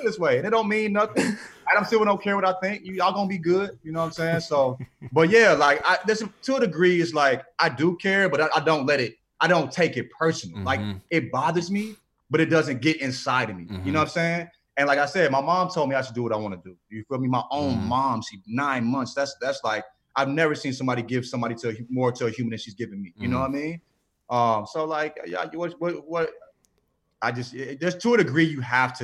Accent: St. Louis, Missouri, United States; I'm from St. Louis, so I'm from a town where people don't want an All-Star game either

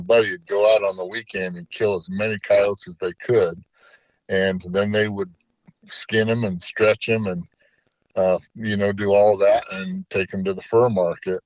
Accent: Utah, United States; my home state of Utah

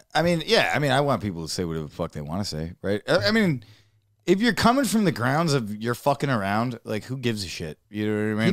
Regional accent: Dearborn, Michigan, United States; I'm from Dearborn, Michigan

